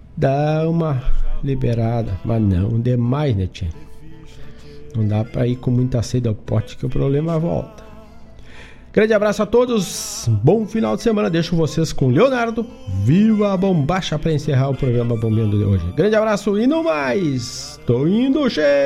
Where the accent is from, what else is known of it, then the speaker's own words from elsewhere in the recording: Herval do Sul, Rio Grande do Sul, Brazil; lá na minha terra querida, Erval do Sul